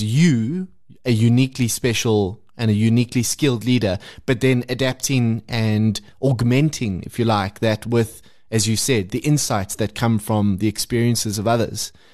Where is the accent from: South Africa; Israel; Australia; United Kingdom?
South Africa; being South African